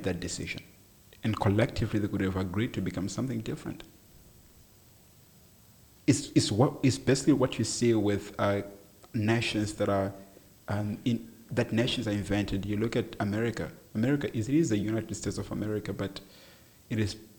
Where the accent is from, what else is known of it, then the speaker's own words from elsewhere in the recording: South Africa; I am a South African citizen.